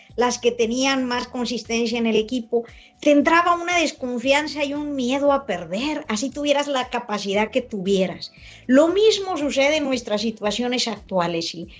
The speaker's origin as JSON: {"language": "Spanish", "country": "Mexico", "tie": "born or raised there", "said": "mucha gente de mi pueblo de San Buena, que me ayudó a crecer"}